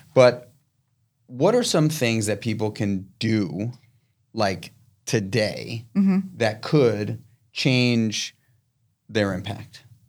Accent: New York City, New York, United States; I, I am born and raised in New York City. I'm yeah. from this town

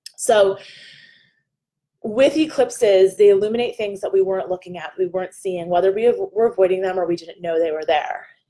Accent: New Jersey, United States; I'm a girl from New Jersey

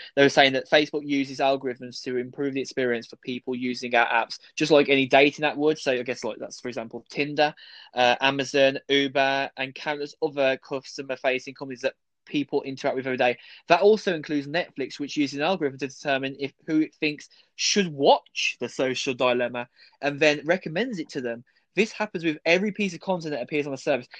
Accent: United Kingdom; we're British

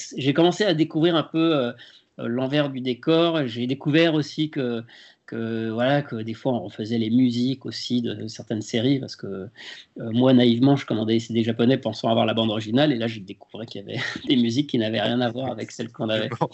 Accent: Lyon, Auvergne-Rhône-Alpes, France; moved away as an adult; now in Paris, France; j'étais même encore à Lyon parce que je suis originaire de Lyon et ce n'est qu'au bout d'un an que je suis monté à Paris

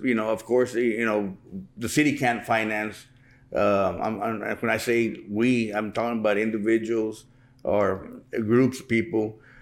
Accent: Pearsall, Texas, United States; I was born and raised here in Pearsall

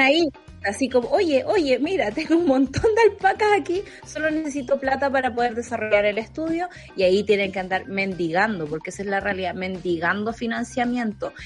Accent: Santa Cruz, O'Higgins, Chile; Santa Cruz y hay 30 personas menos en mi pueblo

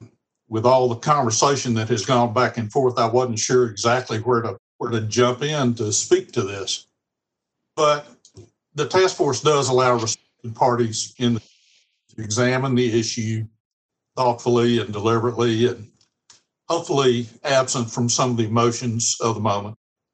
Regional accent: Mississippi, United States; now in Williamson County, Tennessee, United States; My home state, Mississippi

